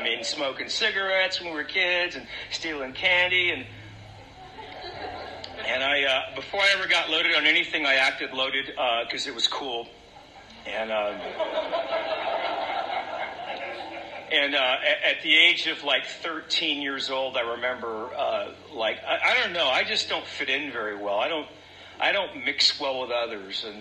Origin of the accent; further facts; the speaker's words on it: Central California, United States; I came from, I was raised up in Central California in a farming community